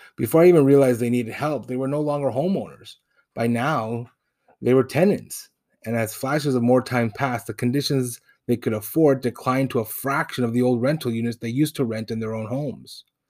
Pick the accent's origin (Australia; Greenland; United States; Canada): Canada; Toronto, Ontario; first language Spanish; I was born in Toronto, but raised in Spanish-speaking home